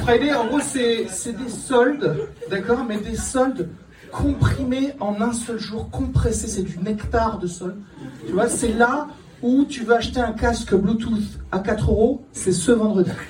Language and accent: French; Kabylie, Algeria; je suis d'origine pauvre, puisque je suis né en Algérie